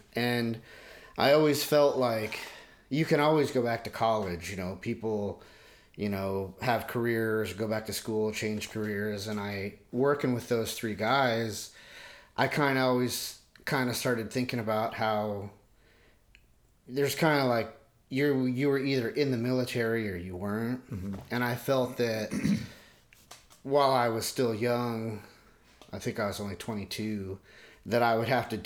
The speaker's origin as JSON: {"language": "English", "town": "Port Angeles", "region": "Washington", "country": "United States", "tie": "born or raised there", "lives_now": "Seattle area, United States", "said": "I grew up in Port Angeles and in Washington State"}